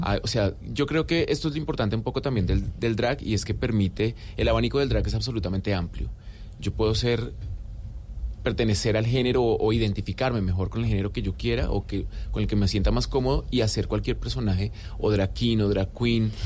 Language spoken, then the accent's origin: Spanish; Colombia; also born or lived in Argentina; como colombianos